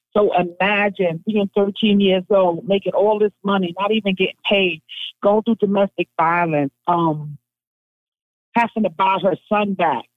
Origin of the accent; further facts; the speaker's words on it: New York City, New York, United States; I'm from Brownsville